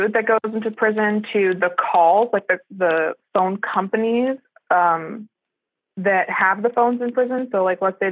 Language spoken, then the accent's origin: English; California, United States; I grew up in California